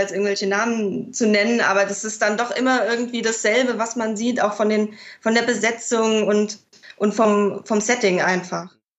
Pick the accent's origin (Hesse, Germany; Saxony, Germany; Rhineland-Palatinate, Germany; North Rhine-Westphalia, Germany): Rhineland-Palatinate, Germany; Mainz; ich komme aus Mainz gebürtig